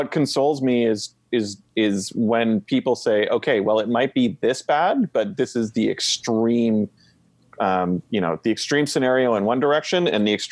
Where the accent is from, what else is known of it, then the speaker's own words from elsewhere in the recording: Vancouver, British Columbia, Canada; I grew up in Vancouver